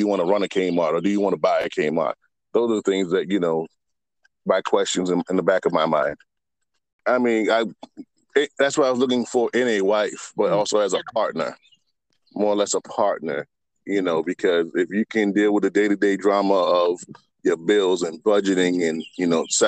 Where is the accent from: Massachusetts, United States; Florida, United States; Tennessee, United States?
Massachusetts, United States; Boston; also born or lived in Virginia; I moved back from Virginia to Boston